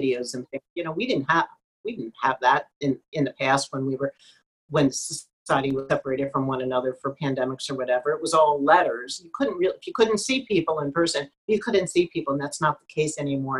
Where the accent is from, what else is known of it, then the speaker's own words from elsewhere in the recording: New Jersey, United States; moved away; also born or lived in Pennsylvania / Ohio; I'm from South Jersey